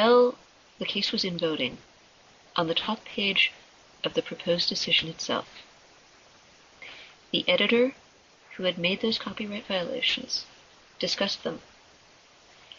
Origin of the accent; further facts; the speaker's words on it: United States; as an American